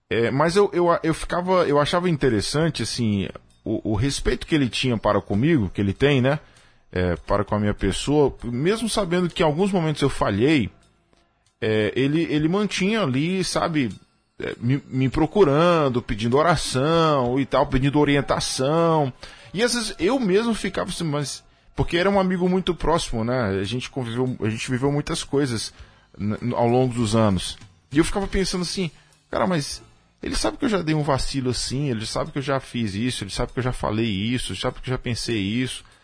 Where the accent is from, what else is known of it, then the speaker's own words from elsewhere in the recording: Crateús, Ceará, Brazil; seminarista Vitor, meu conterrâneo, sou de. sou cearense também, da cidade de Crateus.